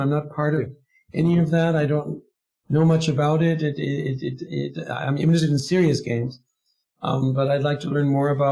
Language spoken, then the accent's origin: English; United States; now in Germany; I'm also American, living in Germany